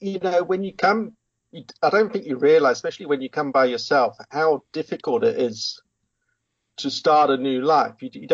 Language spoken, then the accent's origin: English; England, United Kingdom; moved away as an adult; now in South Africa; Well, I was born in England in 1970, which where I grew up. And then at the age of 20, I was wanting to travel the world a bit, and I had an uncle here in South Africa.